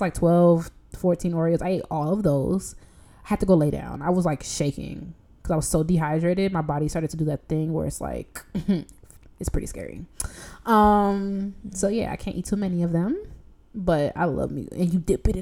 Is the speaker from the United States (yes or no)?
yes; Chicago, Illinois, United States; we're from Chicago.